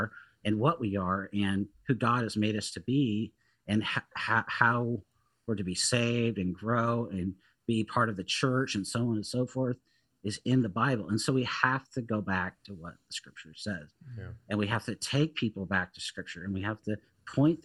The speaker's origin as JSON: {"language": "English", "town": "Seattle", "region": "Washington", "country": "United States", "tie": "born or raised there", "said": "growing up in Seattle when I was at a community college and really in high school and living there"}